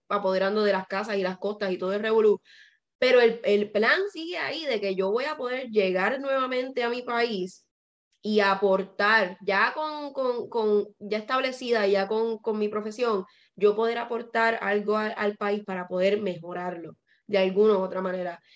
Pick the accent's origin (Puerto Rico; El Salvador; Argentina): Puerto Rico; moved away as an adult; yo salí corriendo de Puerto Rico